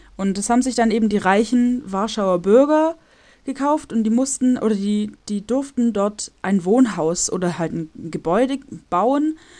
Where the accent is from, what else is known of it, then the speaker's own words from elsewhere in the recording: Germany; moved away as an adult; now in Warsaw, Poland; In meinem äh, Dorf, wo ich herkomme, wohnen 6000